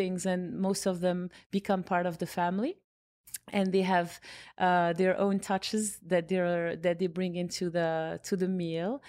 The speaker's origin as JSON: {"language": "English", "town": "Casablanca", "region": "Casablanca-Settat", "country": "Morocco", "tie": "born or raised there", "also_born_or_lived": "Rabat / New York", "moved": "as an adult", "lives_now": "United States", "said": "I was born in Rabat, and then, um, parents and I and family moved to Casablanca when I was six years old"}